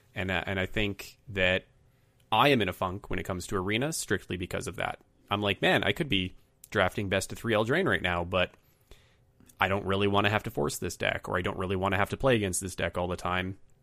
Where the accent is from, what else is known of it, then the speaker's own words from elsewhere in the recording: Canada; as a Canadian